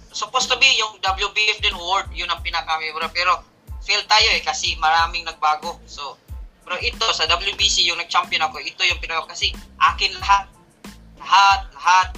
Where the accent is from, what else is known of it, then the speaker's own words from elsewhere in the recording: Philippines; now in Singapore; as a Filipino